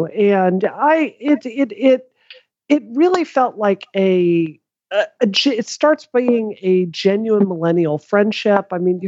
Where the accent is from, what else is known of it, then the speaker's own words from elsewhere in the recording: Mississippi, United States; now in Dedham, United States; I grew up in Mississippi